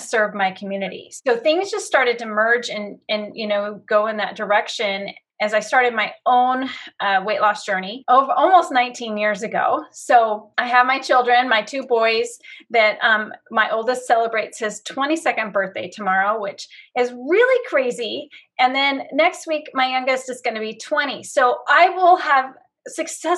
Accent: Battle Ground, Washington, United States; I have lived in this cute little town called Battleground for most of my life, moved here when I was 3

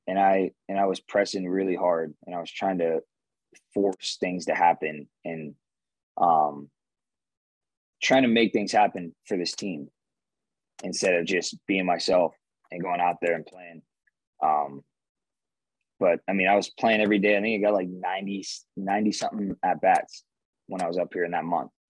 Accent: Nevada, United States; and I'm from Nevada, and and I'm here mixed with this group

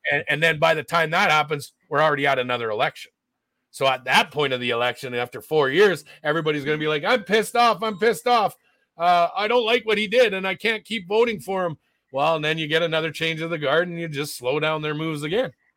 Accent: Canada; also born or lived in Alberta; as Canadian citizens

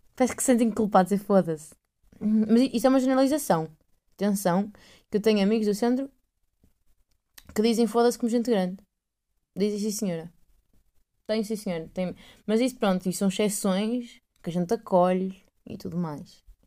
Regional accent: north of Portugal / Aveiro, Portugal; accent: northern mixed with Aveiro; o meu sotaque é meio norte com Aveiro, com, é o que é, não sei bem o que é isto. Eu não falo a Porto

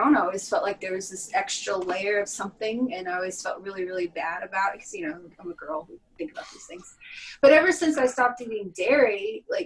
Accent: Texas, United States; moved away; I grew up in Texas.

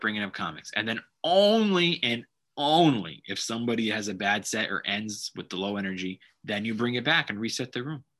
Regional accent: Los Angeles, California, United States; I've never showcased in Los Angeles. My home town

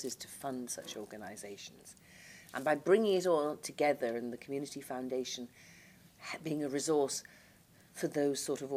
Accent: Liverpool, North West England, United Kingdom; moved away; also born or lived in London; I come from Merseyside, and though I've lived away from Merseyside now longer than I've lived on Merseyside, I still very much feel my roots and belonging to Liverpool

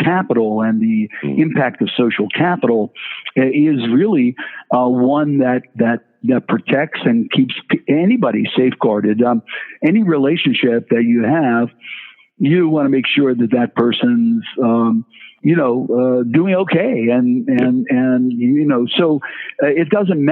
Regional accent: Pennsylvania, United States; Pennsylvania, my home state

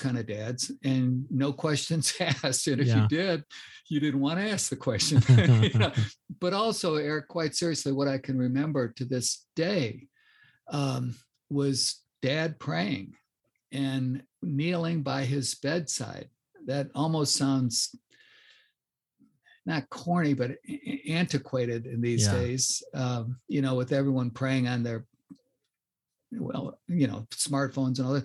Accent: Chicago, Illinois, United States; But I grew up in the North Shore of Chicago.

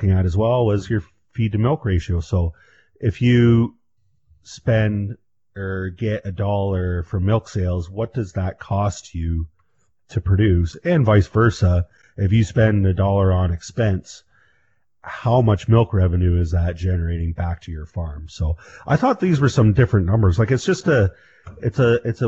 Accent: Canada; We're Canadian

